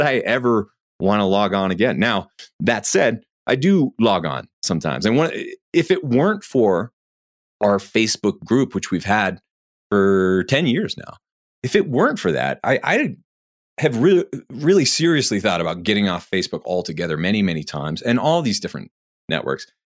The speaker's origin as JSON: {"language": "English", "region": "New Hampshire", "country": "United States", "said": "I'm from New Hampshire"}